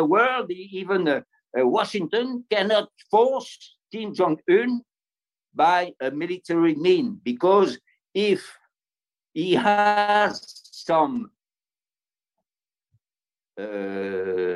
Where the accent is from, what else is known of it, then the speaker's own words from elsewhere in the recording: France; accent: French; English is a second language; my French accent